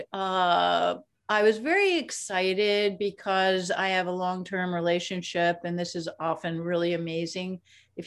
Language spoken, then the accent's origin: English; New York City, New York, United States; I was born in the Bronx in New York City. I went to public schools, which included music and art and the Conservatory of Music at Brooklyn College. But most of my life actually was learned on the streets of New York